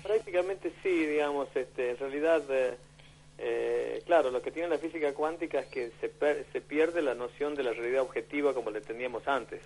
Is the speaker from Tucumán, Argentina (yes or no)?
yes; Tucumán, Argentina; yo soy de Tucumán